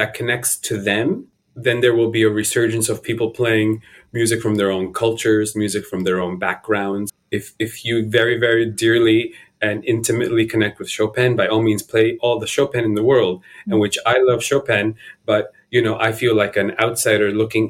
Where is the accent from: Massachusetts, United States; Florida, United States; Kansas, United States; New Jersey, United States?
New Jersey, United States; born or raised there; also born or lived in La Paz, Bolivia